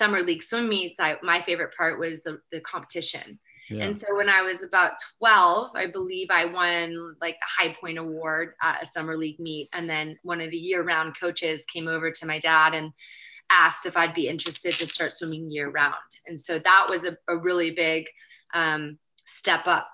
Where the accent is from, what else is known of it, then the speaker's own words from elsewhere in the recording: Berkeley, California, United States; also born or lived in Marseille / Los Angeles; I grew up in Berkeley, near Berkeley